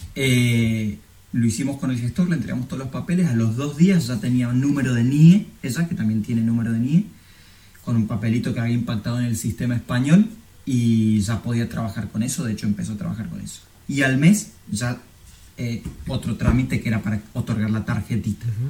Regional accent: Argentina; moved away as an adult; now in Spain; por mi familia, por un abuelo, como la mayoría de los argentinos

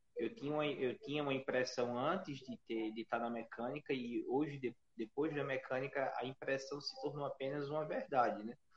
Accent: Alagoas, Brazil; para mim, como alagoano, me deixa muito orgulhoso

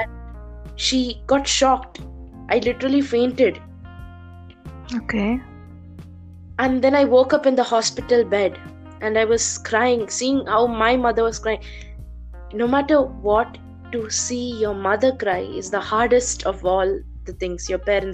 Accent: Doha, Qatar; I'm born and brought up in Doha, Qatar, born in 7th March 2005

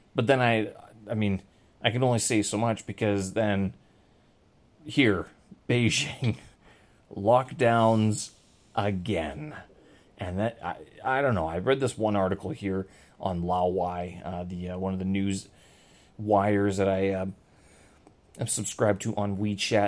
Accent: Canada; I'm Canadian, and my intro is all about the Prime Minister of the country where I hail from

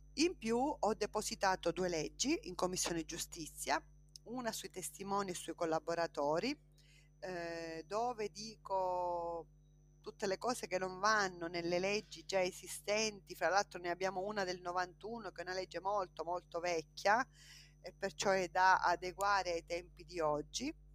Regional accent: Partanna, Sicily, Italy; moved away as an adult; Io vengo da un paese, un piccolo paese che si chiama Partanna, in provincia di Trapani

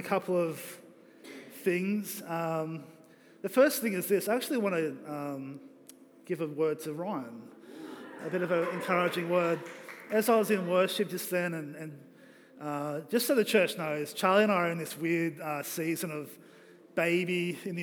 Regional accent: Australia; I'm three quarters Kiwi, but I'm still an Aussie

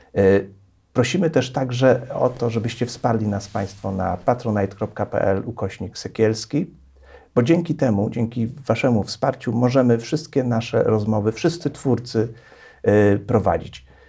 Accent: Poznań, Greater Poland, Poland; ja z Poznania

